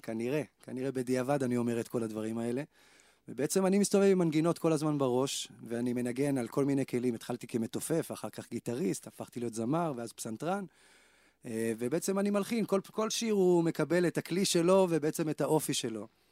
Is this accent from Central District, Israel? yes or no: yes; Kfar Saba, Central District, Israel; אני בא מכפר סבא